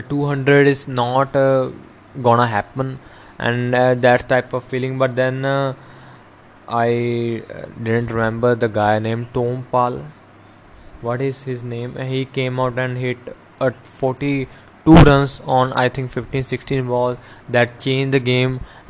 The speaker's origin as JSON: {"language": "English", "region": "Punjab", "country": "India", "said": "I am from Punjab"}